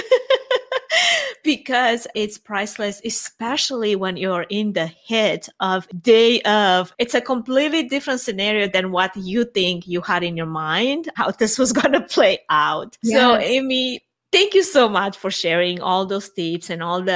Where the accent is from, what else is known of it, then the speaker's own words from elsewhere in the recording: Romania; now in United States; my home country, Romania